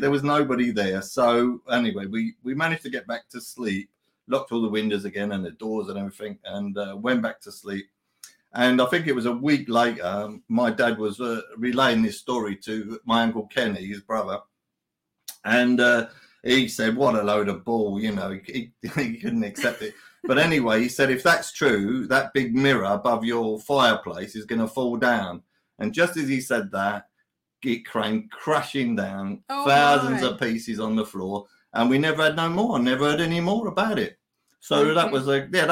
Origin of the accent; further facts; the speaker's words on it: London, United Kingdom; I was born in the East End of London and in a place called Plaistow. It's a tough area and you have to learn to fight